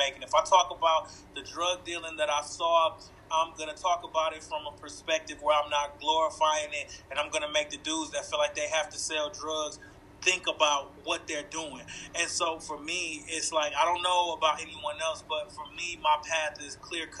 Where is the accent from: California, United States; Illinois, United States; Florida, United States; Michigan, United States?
Michigan, United States; Flint; I grew up in Flint, Michigan.